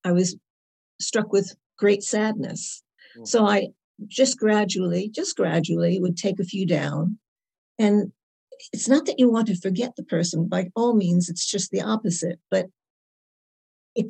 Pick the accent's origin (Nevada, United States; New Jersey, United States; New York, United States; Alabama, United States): New York, United States; moved away as an adult; also born or lived in Carlisle, England; now in Carlisle area, United Kingdom; I am originally from New York. And now I live in a beautiful little village south of Carlisle with more sheep than people